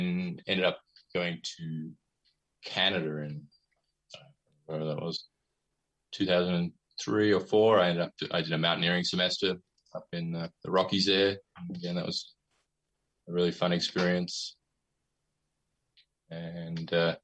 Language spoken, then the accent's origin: English; Adelaide, South Australia, Australia; moved away as an adult; now in United States; I was born in Adelaide. I grew up there